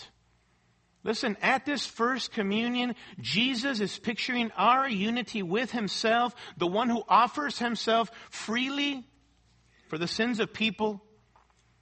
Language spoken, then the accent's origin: English; Mexico City, Mexico; moved away; I grew up in Mexico City, going to a Roman Catholic church and attending Mass and all